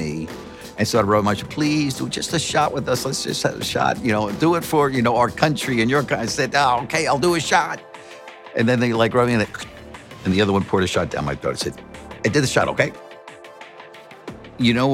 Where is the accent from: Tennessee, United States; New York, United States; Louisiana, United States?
New York, United States; Long Island; I grew up blue collar on Long Island